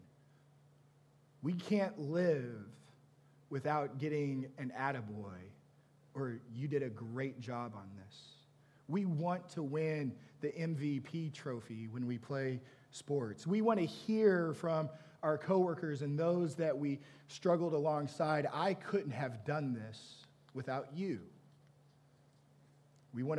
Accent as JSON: {"language": "English", "region": "Texas", "country": "United States", "said": "I'm from Texas. I say ain't and y'all, and all y'all means all of you"}